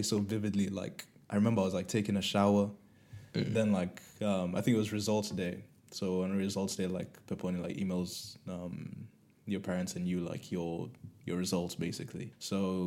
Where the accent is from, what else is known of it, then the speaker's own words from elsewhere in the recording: Kenya; moved away as an adult; now in United Kingdom; I'm from Kenya, which English is literally the national language